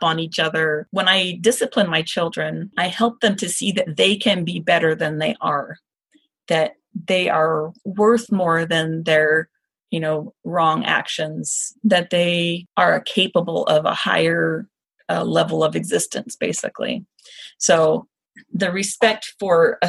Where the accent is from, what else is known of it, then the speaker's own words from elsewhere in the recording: the South, United States; moved away; I am from the South